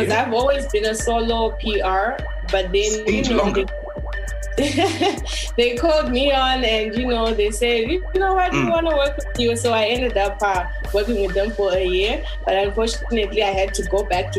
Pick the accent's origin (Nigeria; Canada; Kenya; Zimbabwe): Zimbabwe; our Zimbabwean society